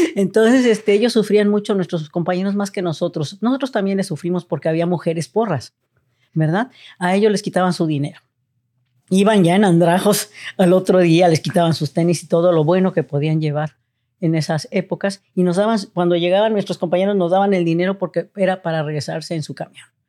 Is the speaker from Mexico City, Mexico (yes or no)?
yes; Mexico City, Mexico; moved away as an adult; now in Tijuana, Mexico; nazco en la Ciudad de México, estudio en la Ciudad de México, ingreso a la preparatoria número 5, José Vasconcelos en Coapa